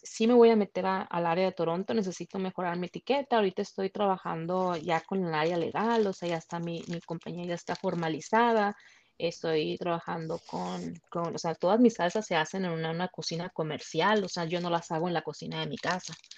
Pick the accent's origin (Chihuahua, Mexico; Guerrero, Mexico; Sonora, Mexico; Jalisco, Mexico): Sonora, Mexico; moved away as an adult; soy de Sonora